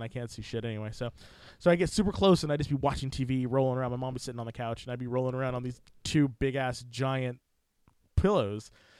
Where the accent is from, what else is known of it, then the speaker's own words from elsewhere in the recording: Fresno, California, United States; I grew up in Fresno, California